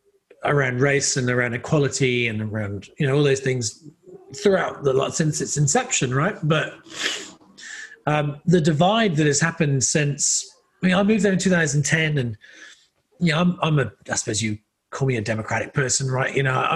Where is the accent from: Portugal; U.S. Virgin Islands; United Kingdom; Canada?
United Kingdom; England; I come from England. I'm used to paying a lot of tax.